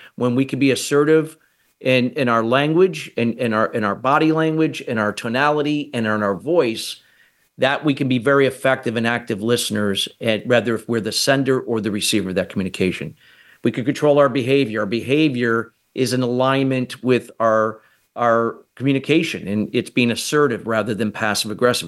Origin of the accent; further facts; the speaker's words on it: United States; I'm from the United States